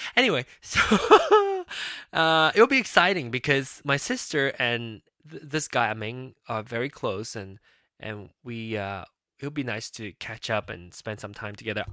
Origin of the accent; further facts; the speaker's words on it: Malaysia; now in United States; I'm not a Malaysian citizen anymore